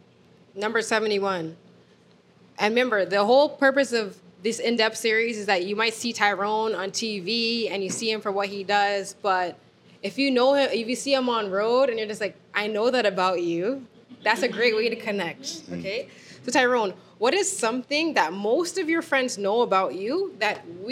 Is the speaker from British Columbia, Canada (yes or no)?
no; Toronto, Ontario, Canada; How did you know I was from Toronto?